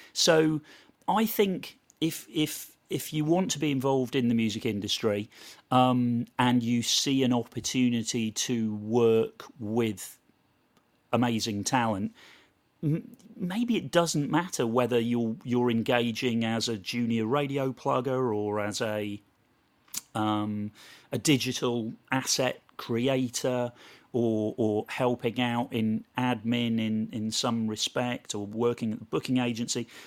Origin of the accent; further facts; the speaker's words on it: Portishead, South West England, United Kingdom; moved away as an adult; also born or lived in London; I moved from Portis Edge, just outside Bristol, to, to London to go to uni